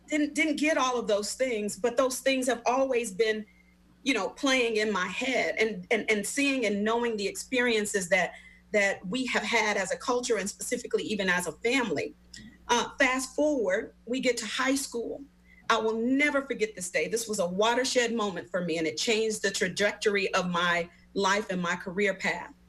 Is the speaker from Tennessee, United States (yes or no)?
yes; Memphis, Tennessee, United States; I, am originally from Memphis, Tennessee, born and raised in Memphis, Tennessee.